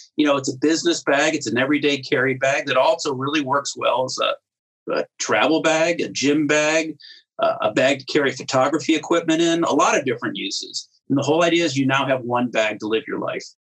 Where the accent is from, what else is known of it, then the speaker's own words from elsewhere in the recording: Cleveland, Ohio, United States; also born or lived in New Jersey; now in Rhode Island, United States; I went when I was five grew up in Cleveland